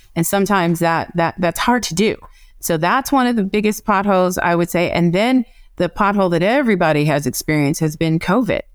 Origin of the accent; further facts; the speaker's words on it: Evanston, Illinois, United States; also born or lived in North Carolina; now in California, United States; I'm from Evanston, Illinois